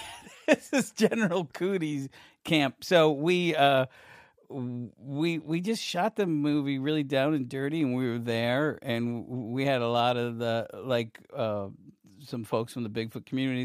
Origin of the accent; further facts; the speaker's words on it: Syracuse, New York, United States; I grew up in Syracuse, New York